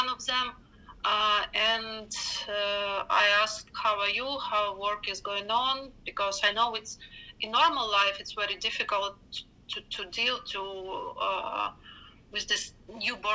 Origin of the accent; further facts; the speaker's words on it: Ukraine; from Ukraine